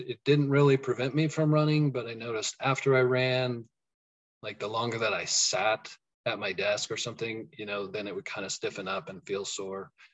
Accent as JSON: {"language": "English", "region": "Colorado", "country": "United States", "also_born_or_lived": "Kansas", "moved": "as an adult", "lives_now": "Kansas City area, United States", "said": "I'm from Colorado"}